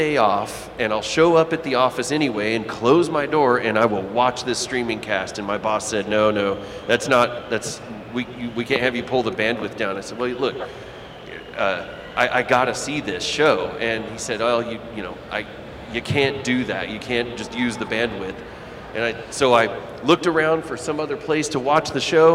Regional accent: Hobbs, New Mexico, United States; moved away; I grew up in New Mexico. I grew up in Hobbs, New Mexico

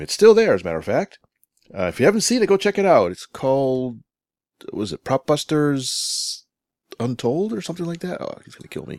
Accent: Connecticut, United States; moved away; Connecticut's my home state. I'm up there every once in a while for visiting family

